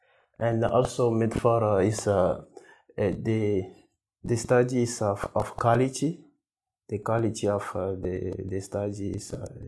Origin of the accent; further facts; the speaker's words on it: Togo; I'm from Togo, and my background is forest economics.